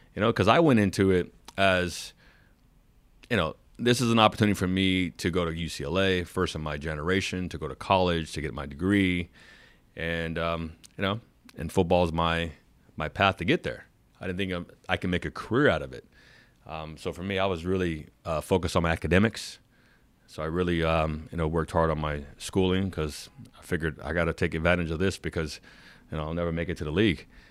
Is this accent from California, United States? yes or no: yes; San Diego, California, United States; I'm born and raised in San Diego. I grew up watching the Chargers.